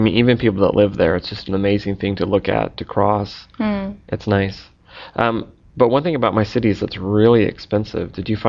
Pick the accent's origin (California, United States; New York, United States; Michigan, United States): California, United States; San Francisco; I'm from San Francisco